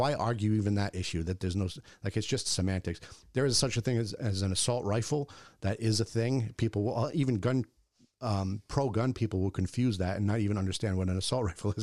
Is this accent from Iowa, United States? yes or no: no; Bristol, Rhode Island, United States; I grew up in Bristol